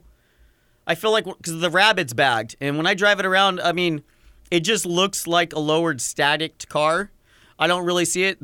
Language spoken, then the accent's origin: English; Tulare County, California, United States; I grew up in Tulare County